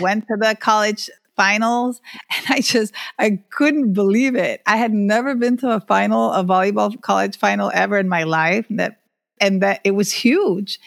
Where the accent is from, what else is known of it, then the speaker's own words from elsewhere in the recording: Honduras; now in Miami, United States; I grew up in Honduras, being, um, one of few female athletes even in, in high school